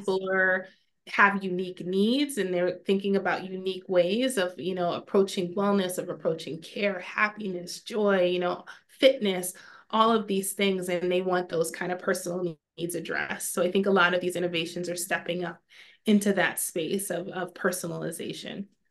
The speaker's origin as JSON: {"language": "English", "region": "New York", "country": "United States", "tie": "born or raised there", "moved": "as an adult", "lives_now": "Maryland, United States", "said": "I had my, my first little one in my hometown in New York"}